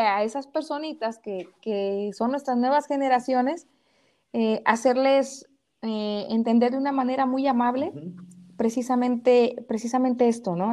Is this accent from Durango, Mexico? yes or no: no; El Platanar, Jalisco, Mexico; now in Guadalajara, Mexico